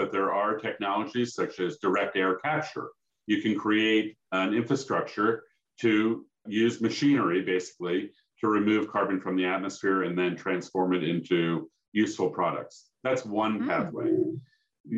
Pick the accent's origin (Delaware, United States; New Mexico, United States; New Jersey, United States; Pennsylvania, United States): Pennsylvania, United States; Philadelphia; I grew up in Philadelphia